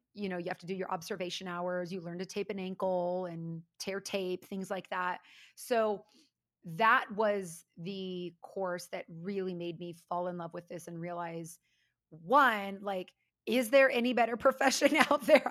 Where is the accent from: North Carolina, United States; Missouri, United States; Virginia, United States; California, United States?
California, United States; also born or lived in Florida; I'm actually a West Coast girl, pretty much born and raised in California